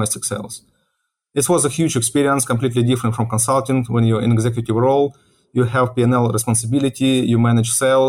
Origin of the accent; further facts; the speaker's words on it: Ukraine; moved away as an adult; also born or lived in Russia; now in United States; I was born in Ukraine and I was living in Ukraine, I think till age of 28 years